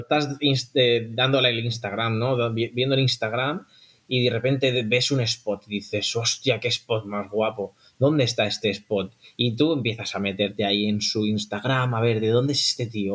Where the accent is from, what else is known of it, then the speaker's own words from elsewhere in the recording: Barcelona, Catalonia, Spain; Somos de Barcelona